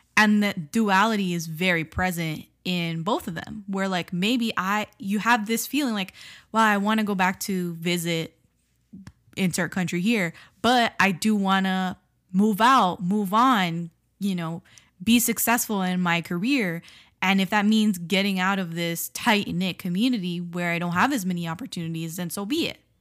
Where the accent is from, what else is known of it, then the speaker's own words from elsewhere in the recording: South Florida, United States; first language Spanish; English is a second language; I grew up in South Florida.